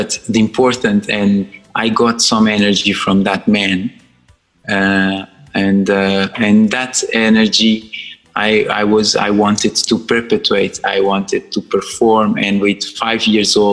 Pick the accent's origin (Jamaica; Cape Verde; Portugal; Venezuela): Cape Verde; Sal; English is a second language; moved away as an adult; now in London, United Kingdom; I was born in Cape Verde, island of Sal, very, very dry island